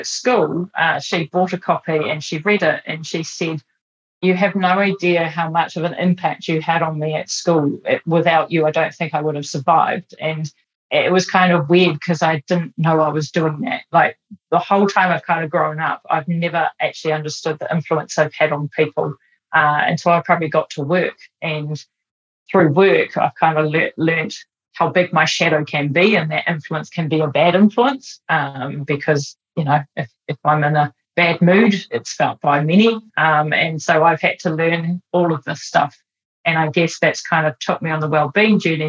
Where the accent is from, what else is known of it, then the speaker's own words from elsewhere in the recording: Auckland, New Zealand; I grew up in lovely Avondale in Auckland.